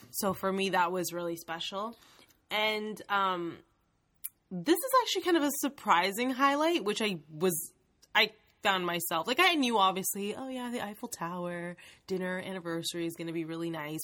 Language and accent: English; Canada; our Canadian education system